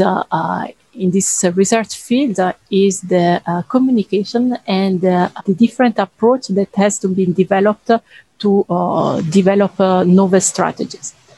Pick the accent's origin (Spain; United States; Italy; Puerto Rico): Italy; moved away as an adult; now in France; I'm from Italy.